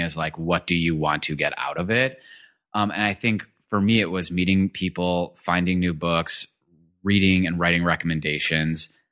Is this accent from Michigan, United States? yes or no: yes; Detroit, Michigan, United States; I'm originally from Michigan. I grew up in a suburb in Detroit.